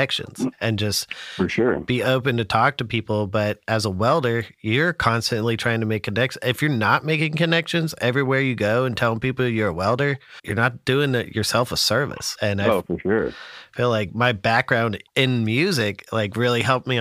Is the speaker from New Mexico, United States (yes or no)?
yes; Albuquerque, New Mexico, United States; I was born in Albuquerque, and that was like my main view of New Mexico.